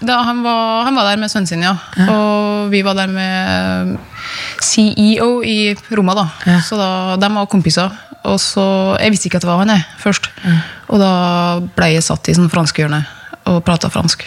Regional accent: Sunndalsøra, Møre og Romsdal, Norway; jeg er jo fra Sunndal, der er det jo mye natur

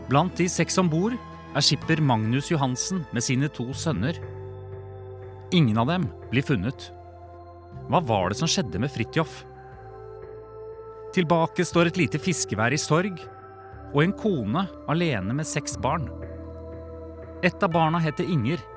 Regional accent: Nordland, Norway; jeg er fra Øresvik. Øresvik ligger en time med hurtigbåt fra Sandnessjøen.

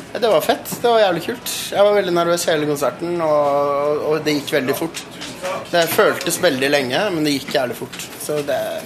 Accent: Norway; jeg er jo nordmann

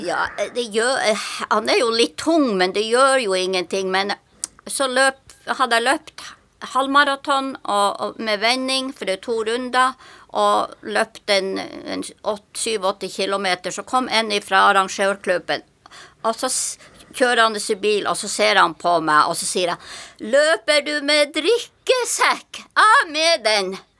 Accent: Tromsø, Troms, Norway; now in Sørlandet, Norway; jeg er født i Tromsø, og som min mor og far og mine søsken bodde på ei øy som heter Håja. Det ligger utenfor Kvaløya, ut i, langt ute i havet. Og der jeg, bodde jeg til jeg var sju år.

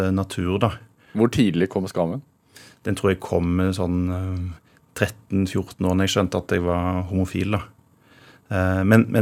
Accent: Råde, Østfold, Norway; accent: Rogaland dialect; also born or lived in Rogaland; Eh, jeg flytta til eh, Råd i Østfold da jeg var to år.

